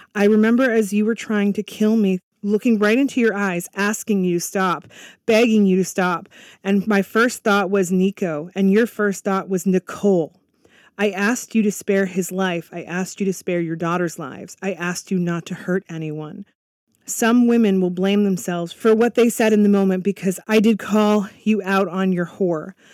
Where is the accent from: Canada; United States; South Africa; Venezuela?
Canada; I'm actually Canadian